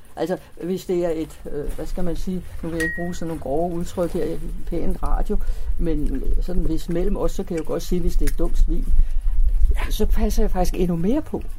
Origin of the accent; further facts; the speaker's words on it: Copenhagen, Capital Region of Denmark, Denmark; fra dengang, jeg var lille. Der boede vi i dels i Delfingade, tre forskellige steder